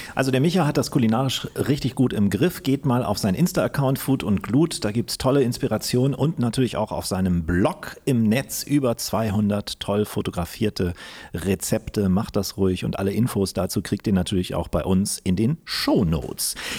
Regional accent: Kiel, Schleswig-Holstein, Germany; ich bin ja auch Kieler

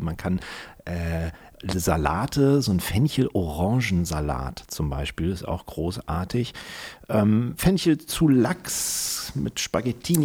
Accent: Kiel, Schleswig-Holstein, Germany; born or raised there

